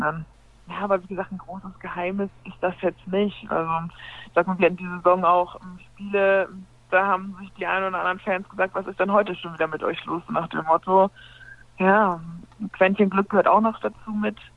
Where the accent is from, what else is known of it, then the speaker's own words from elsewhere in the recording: village near Hamburg, Schleswig-Holstein, Germany; also born or lived in Frankfurt (Oder); now in Buxtehude, Germany; gebürtige Hamburgerin, das ist richtig. Wenn man so groß geworden bin ich in einem kleinen Dorf überhalb von Hamburg in Tornisch.